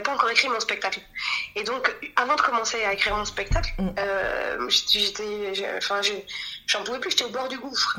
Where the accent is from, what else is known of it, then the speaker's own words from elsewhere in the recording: Djerba, Medenine, Tunisia; je suis tunisienne de Djerba